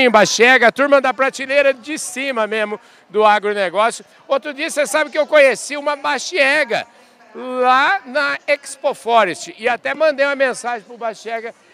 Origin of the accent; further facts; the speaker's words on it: Uberlândia, Minas Gerais, Brazil; now in São Paulo, Brazil; Lá em Minas, eu sou de Minas